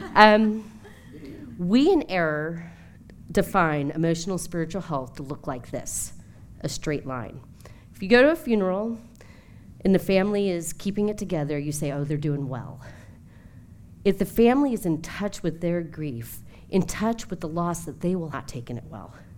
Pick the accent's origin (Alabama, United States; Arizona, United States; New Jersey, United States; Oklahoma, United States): New Jersey, United States; also born or lived in Atlanta; now in Washington, DC, United States; I come from New Jersey